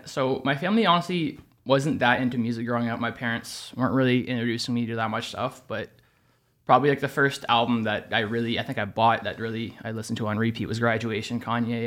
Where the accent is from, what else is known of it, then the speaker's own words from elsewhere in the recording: Toronto, Ontario, Canada; born and raised in Toronto